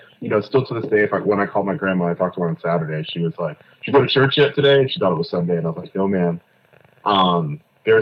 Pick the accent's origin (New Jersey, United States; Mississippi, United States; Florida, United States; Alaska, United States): Florida, United States; Fort Lauderdale; born or raised there; moved away as an adult; also born or lived in Kingston, Jamaica; now in New York, United States